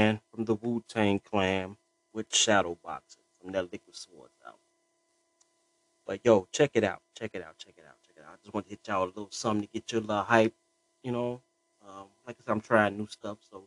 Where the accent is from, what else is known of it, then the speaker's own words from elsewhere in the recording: Chicago, Illinois, United States; I'm from Chicago, born and raised